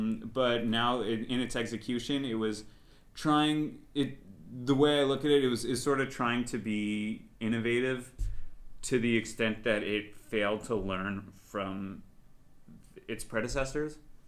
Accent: Montreal, Quebec, Canada; I'm Canadian, yeah.

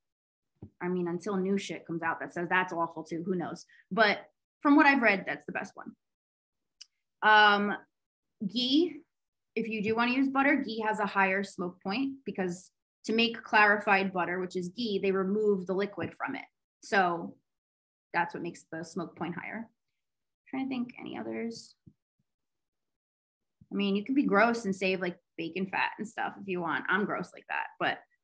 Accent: United States; also born or lived in Greece; we're American

